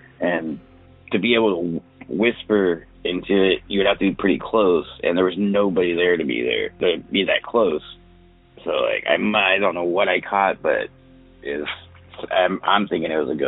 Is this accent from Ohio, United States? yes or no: no; California Bay Area, United States; I'm from the California Bay Area.